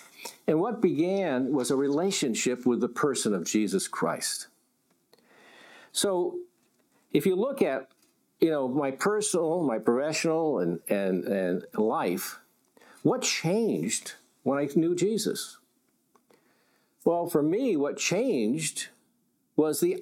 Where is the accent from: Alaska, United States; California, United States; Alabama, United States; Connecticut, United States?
Connecticut, United States; I grew up in Connecticut. I was what you would call a New England WASP.